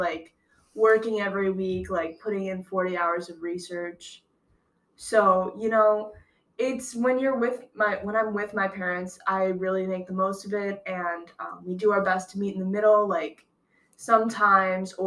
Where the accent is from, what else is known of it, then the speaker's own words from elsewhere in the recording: Phillips, Wisconsin, United States; moved away as an adult; I'd ever live in my hometown again